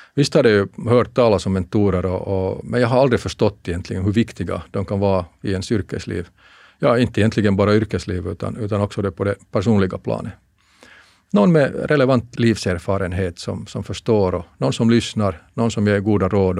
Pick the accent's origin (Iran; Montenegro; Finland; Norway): Finland; moved away as an adult; jag kommer från Finland